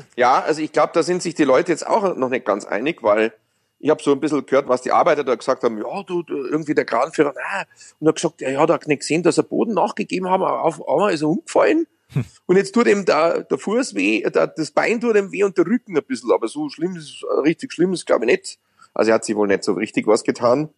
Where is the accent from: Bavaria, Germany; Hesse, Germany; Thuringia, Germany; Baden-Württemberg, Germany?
Bavaria, Germany; Munich; sind wir Münchner